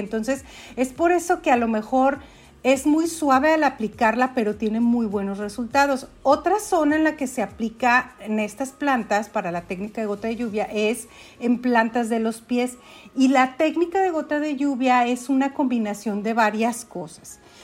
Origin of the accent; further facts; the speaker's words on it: Aguascalientes, Mexico; also born or lived in Dallas area, Texas, United States; now in Dallas, United States; Vivo en Estados Unidos, muy cerca de Dallas, pero soy originaria de Aguascalientes.